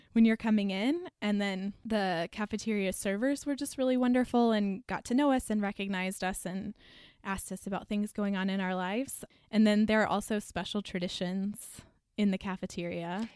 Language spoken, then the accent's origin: English; Texas, United States; moved away as an adult; I'm from Texas